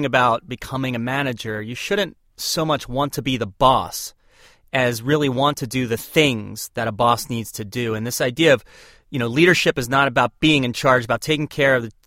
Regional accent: Turnersville, New Jersey, United States; we grew up on Richmond Drive in Turnersville, New Jersey

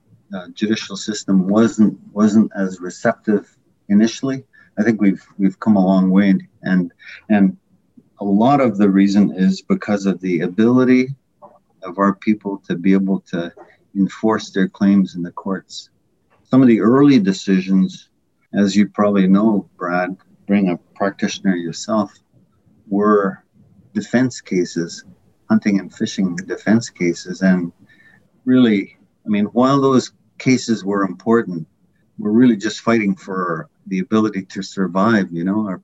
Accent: Whitefish River First Nation, near Manitoulin Island, Ontario, Canada; I grew up on the Rez community in near Manitoulin Island, mid-northern Ontario. Whitefish River First Nation

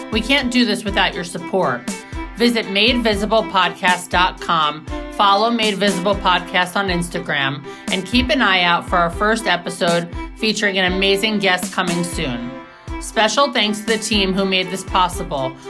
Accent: New York City, New York, United States; I was born and raised in New York City and have a phenomenal family.

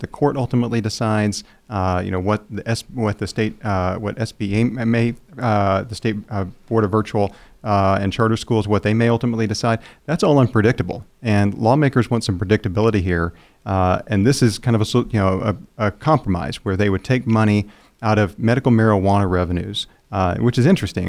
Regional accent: Seminole County, Oklahoma, United States; I'm from Seminole County

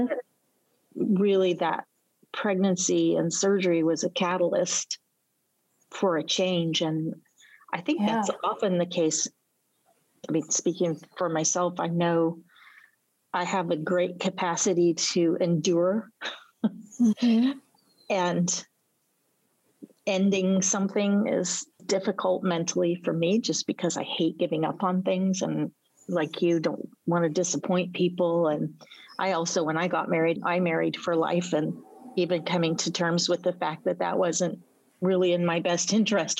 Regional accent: United States; a little blonde-haired, blue-white American kid that just came to visit for a year

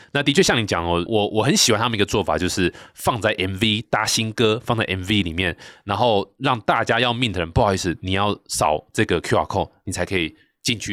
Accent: Taichung, Taiwan; accent: Taichung accent; 我是台中人

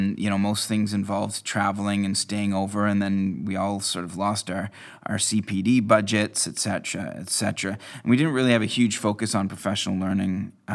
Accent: Canada; now in Scotland; I moved here from Canada in 2005

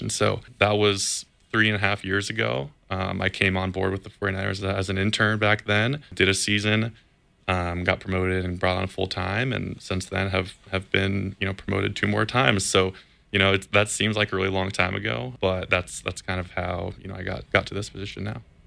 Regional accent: Campbell, California, United States; I grew up in Campbell, California, which is just, you know, 10 or 15 minutes away from the stadium here in Santa Clara

